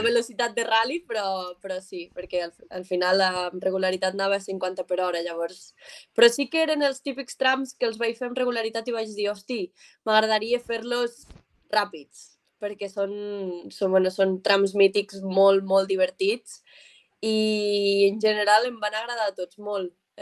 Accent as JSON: {"language": "Catalan", "town": "Mollerussa", "region": "Catalonia", "country": "Spain", "accent": "Mollerussa", "said": "Jo sóc de Mollerussa, de 20 minutets de Lleida."}